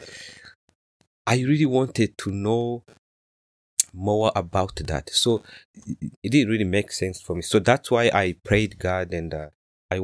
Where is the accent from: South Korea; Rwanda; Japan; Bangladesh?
Rwanda; moved away as an adult; now in United States; I was born and raised in Rwanda